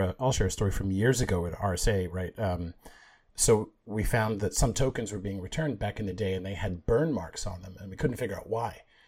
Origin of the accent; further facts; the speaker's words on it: Canada; now in United States; I grew up in Canada